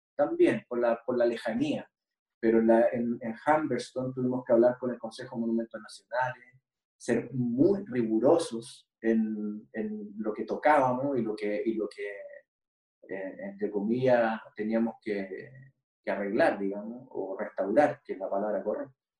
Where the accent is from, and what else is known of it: Chile